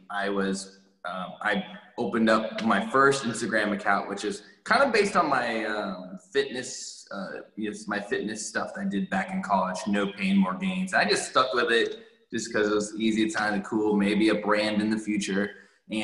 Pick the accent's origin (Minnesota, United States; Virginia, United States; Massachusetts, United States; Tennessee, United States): Virginia, United States; Northern; moved away as an adult; also born or lived in Hawaii / Upstate New York; now in Houston, United States; I grew up in Northern Virginia. I was born in Hawaii, but I spent most of my life in the Northern Virginia region, all my elementary, high school, undergrad